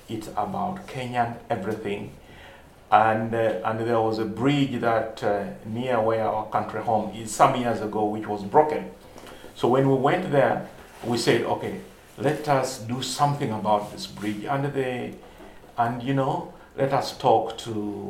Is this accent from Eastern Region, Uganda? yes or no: yes; Eastern Region, Uganda; I come from Eastern Uganda